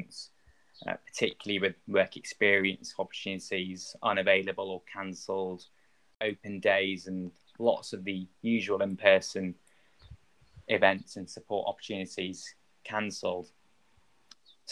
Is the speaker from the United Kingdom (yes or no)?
yes; Manchester, North West England, United Kingdom; moved away; also born or lived in London; I'm originally from Manchester and I was training in London